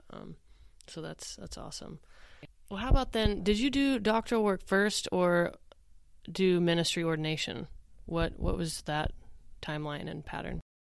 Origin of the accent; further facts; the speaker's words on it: Oklahoma, United States; I grew up in the Methodist Church here in Oklahoma